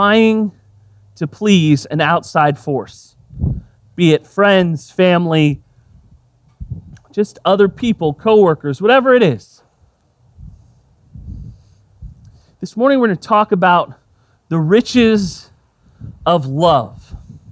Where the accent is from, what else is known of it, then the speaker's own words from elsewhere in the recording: Texas, United States; I grew up in Texas